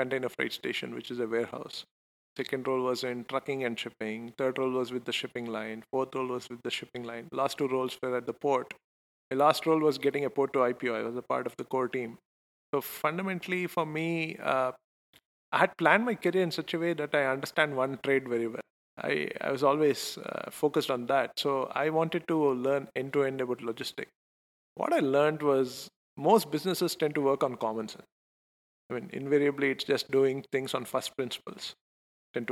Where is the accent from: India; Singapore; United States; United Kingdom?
India; Bangalore, Karnataka; I'm Indian, so it was like natural for me to just go back home. And I'm very fortunate to be from Bangalore